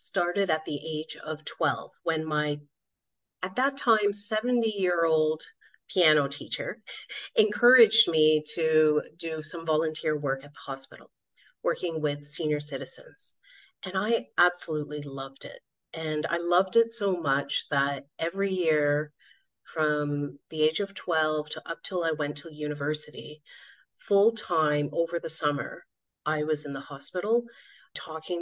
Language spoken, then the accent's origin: English; Canada; now in Switzerland; I was brought up in a very tight Indian community growing up in Canada.